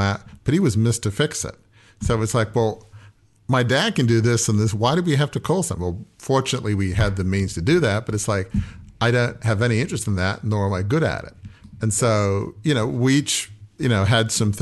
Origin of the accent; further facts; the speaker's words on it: Australia; now in United States; I'm from Australia